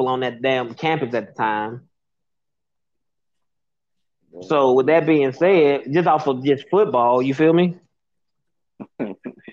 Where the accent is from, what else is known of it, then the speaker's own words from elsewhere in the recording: Birmingham, Alabama, United States; I was a kid from Birmingham that was raised in gang culture